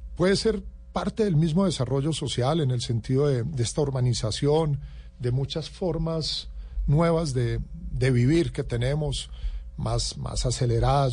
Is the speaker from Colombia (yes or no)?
yes; Colombia; como colombiano